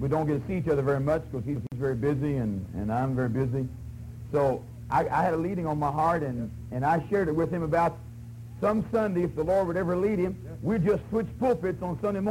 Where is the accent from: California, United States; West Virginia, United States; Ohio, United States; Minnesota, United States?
West Virginia, United States; they say, where are you from? I say, West Virginia.